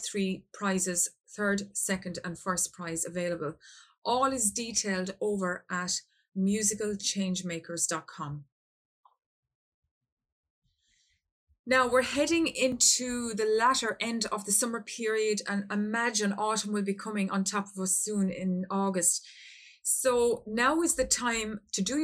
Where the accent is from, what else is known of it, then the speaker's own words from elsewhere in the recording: Ireland; my home country of Ireland.